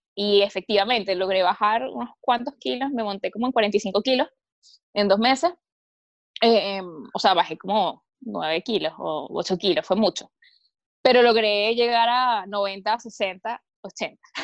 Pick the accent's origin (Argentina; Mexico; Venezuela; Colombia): Venezuela; Caracas, Capital District; moved away as an adult; also born or lived in Viña del Mar, Chile; now in Chile; no soy nacida e, y, criada, digamos, en Caracas